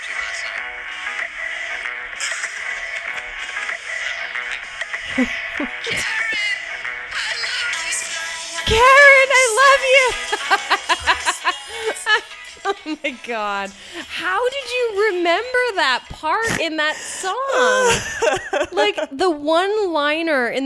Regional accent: Canada; I'm Canadian

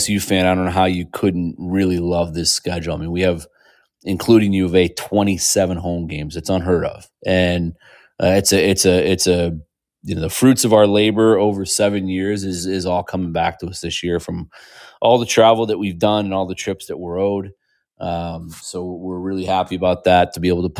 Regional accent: Indianapolis, Indiana, United States; moved away; my hometown of Indianapolis

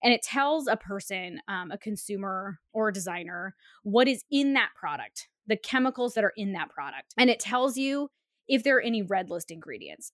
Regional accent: Alaska, United States; moved away; I'm from Alaska, where we sort of watch climate change happen in like real time

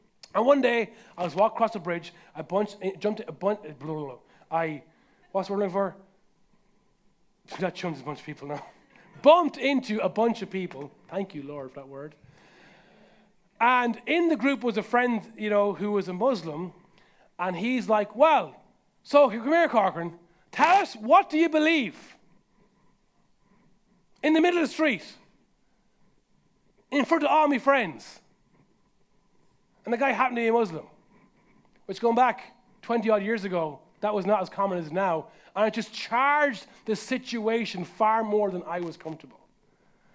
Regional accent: Carlow, Leinster, Ireland; my hometown of Carlo

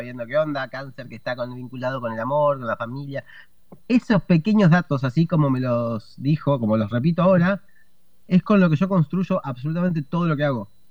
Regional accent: Argentina; soy comediante, estandapero, eh, argentino

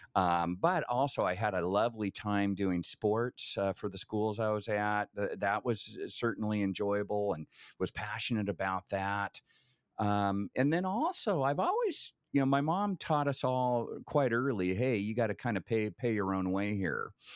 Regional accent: Vale, Oregon, United States; also born or lived in Eugene, Oregon; born in Vail, Oregon, town of a thousand, um, literally, you know, a smaller population than most cruise ships, um, but spent, uh, you know, kinda grade school years there, uh, moved over to Eugene

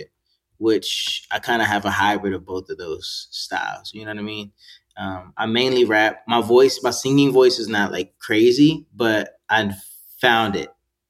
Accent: Gettysburg, Pennsylvania, United States; born there; I was all over the place, but I was born in Gettysburg, Pennsylvania, so a lot of my family's there.

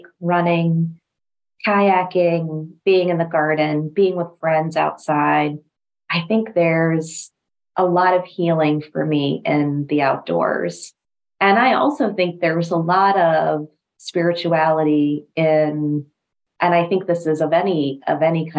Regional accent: New Mexico, United States; now in DMV area, United States; We grew up in New Mexico

